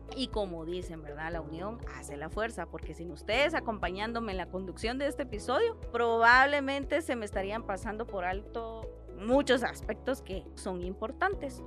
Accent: Guatemala; Muchos como chapines

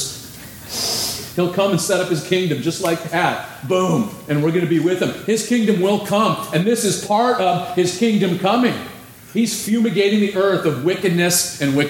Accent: California, United States; I'm from California.

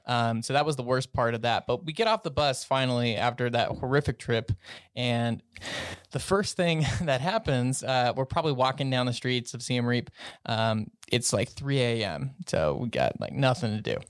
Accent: Colorado, United States; I'm from Colorado

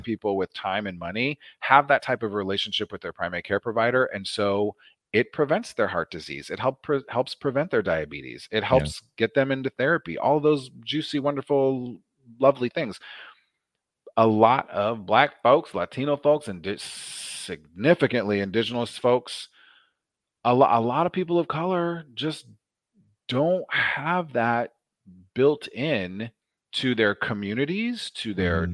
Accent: Omaha, Nebraska, United States; I grew up in a predominantly black neighborhood in Omaha

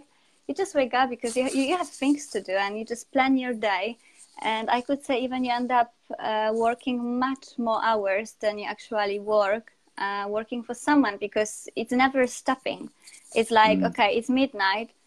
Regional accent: Poland; English is a second language; moved away as an adult; also born or lived in Spain; now in United Kingdom; So I'm from Poland. Now I'm based in UK

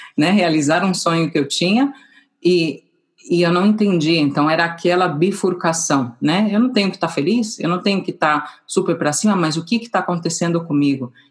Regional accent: São Paulo, Brazil; moved away as an adult; now in Madrid, Spain; eu nasci em São Paulo também

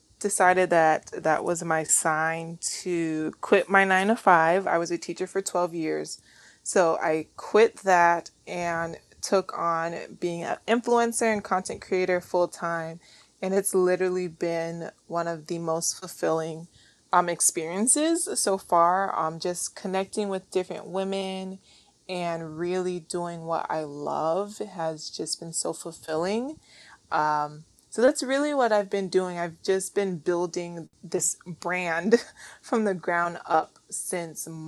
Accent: Warren, Ohio, United States; also born or lived in Port St. Lucie, Florida; now in Miami, United States; I grew up in Ohio.

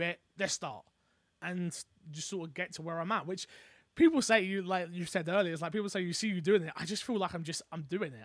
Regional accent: London, United Kingdom; I'm from London.

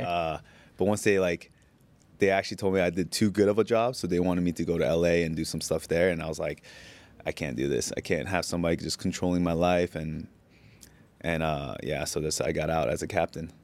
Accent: United States; moved away as an adult; now in Bangkok, Thailand; being an Asian kid growing up in America

